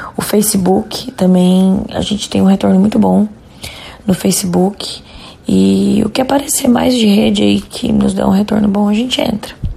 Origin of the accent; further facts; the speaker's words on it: Jundiaí, São Paulo, Brazil; Nós somos de, de Jundiaí